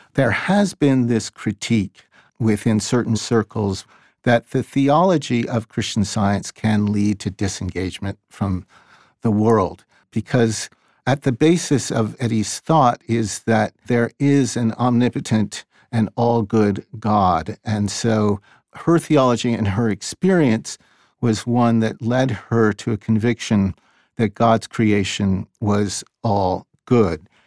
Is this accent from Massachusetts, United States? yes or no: yes; Boston, Massachusetts, United States; I'm a Bostonian. I wasn't born here, but I grew up here